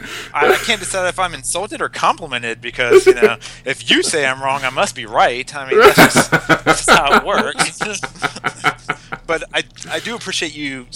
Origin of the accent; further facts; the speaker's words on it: East Coast, United States; born there; also born or lived in Virginia / Texas; I was born on the East Coast and have just kind of been progressively moving west from Virginia to Texas. Now I'm in Arizona